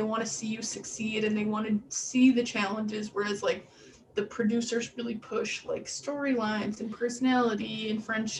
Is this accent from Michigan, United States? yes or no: yes; Michigan, United States; I'm from Michigan. I say pop.